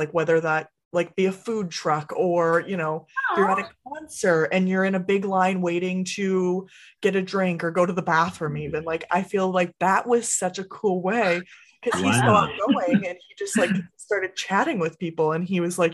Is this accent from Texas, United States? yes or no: no; Massachusetts, United States; now in New Hampshire, United States; I'm originally from Massachusetts, but I moved to New Hampshire, just the state right above